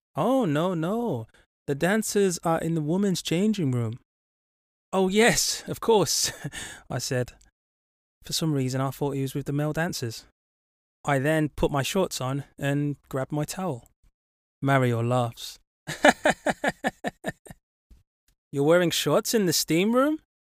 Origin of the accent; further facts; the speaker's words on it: Birmingham, West Midlands, United Kingdom; I'm from England. Um, Birmingham